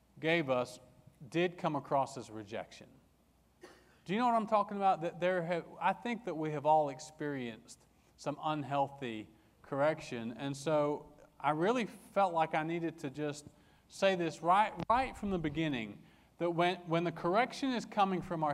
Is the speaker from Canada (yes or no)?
no; England, United Kingdom; I grew up in England